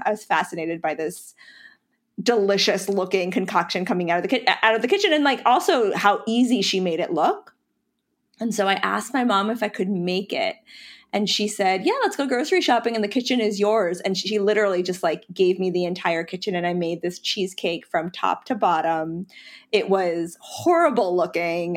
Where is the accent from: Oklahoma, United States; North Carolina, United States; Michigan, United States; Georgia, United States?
North Carolina, United States; Charlotte; also born or lived in Pennsylvania / Brooklyn, New York; I was born in Pennsylvania, um, and lived there for ten years before my family, my parents, you know, we moved to North Carolina. So I, I consider North Carolina to be my home state, um, and Charlotte to be my hometown.